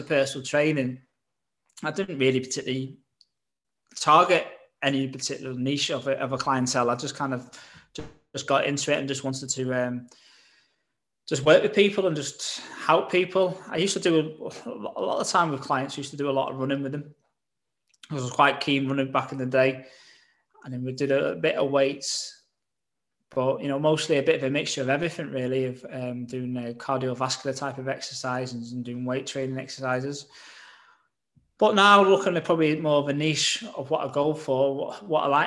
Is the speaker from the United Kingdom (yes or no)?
yes; Southport, North West England, United Kingdom; also born or lived in London; came back to my hometown, Southport